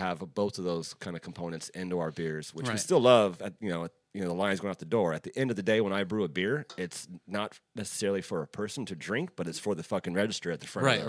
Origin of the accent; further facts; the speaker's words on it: Texas, United States; I'm white boy from Texas.